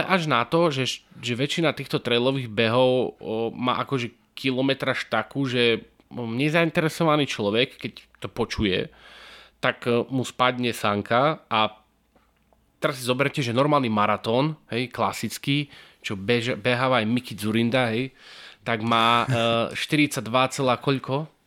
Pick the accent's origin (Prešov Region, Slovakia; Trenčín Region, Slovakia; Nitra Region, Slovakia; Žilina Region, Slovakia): Žilina Region, Slovakia; Martin; my sme z Martina